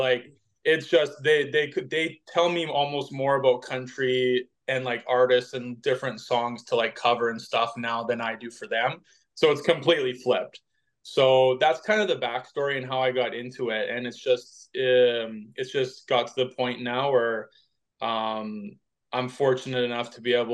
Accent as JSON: {"language": "English", "town": "Vernon", "region": "British Columbia", "country": "Canada", "tie": "born or raised there", "said": "I grew up in Vernon, BC"}